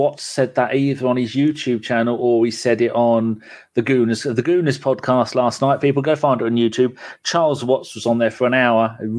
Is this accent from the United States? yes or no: no; England, United Kingdom; I'm English, not British.